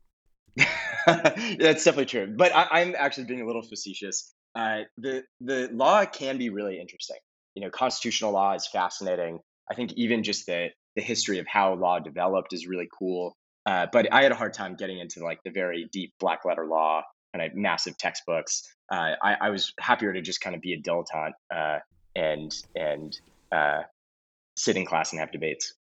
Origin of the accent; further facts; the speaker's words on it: Los Angeles, California, United States; moved away as an adult; I grew up in Los Angeles, California.